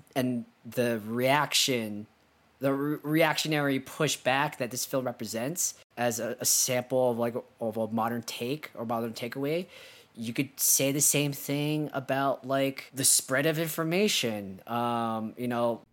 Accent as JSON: {"language": "English", "country": "United States", "said": "we're both American"}